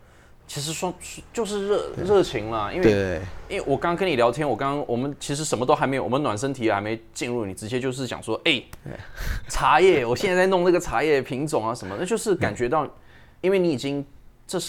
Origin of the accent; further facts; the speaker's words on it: Taipei, Taiwan; 还是说因为我是因为我台北市长大的，我们我从小就跟比较传统的。